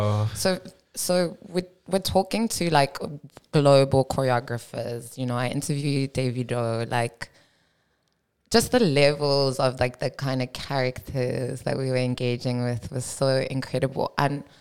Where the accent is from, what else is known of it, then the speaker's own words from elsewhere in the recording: Cape Town, Western Cape, South Africa; also born or lived in Johannesburg, South Africa; I grew up in South Africa